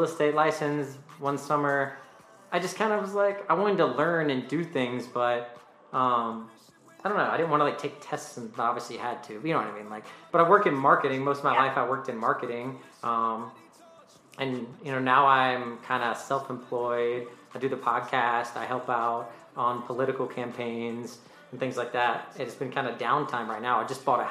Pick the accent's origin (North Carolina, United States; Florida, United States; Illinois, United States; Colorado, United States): North Carolina, United States; I am from North Carolina.